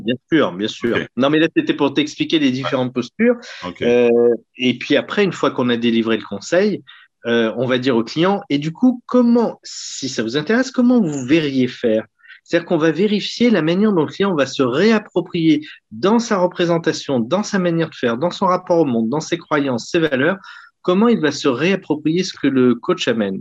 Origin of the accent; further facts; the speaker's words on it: Lyon, Auvergne-Rhône-Alpes, France; Et je suis né à Lyon, j'ai fait toutes mes études sur Lyon et j'ai encore mon cabinet à Lyon